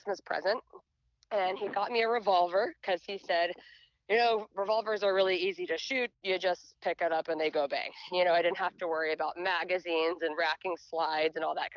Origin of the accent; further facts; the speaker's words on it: a small town just outside of Dallas, Texas, United States; I was born and raised in Texas. And so I grew up in a really small town just outside of Dallas